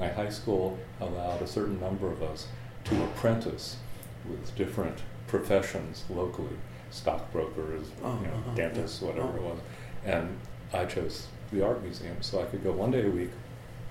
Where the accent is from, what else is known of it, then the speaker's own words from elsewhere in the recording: Sarasota, Florida, United States; moved away as an adult; I grew up in Florida. I went to the public schools in Sarasota, Florida.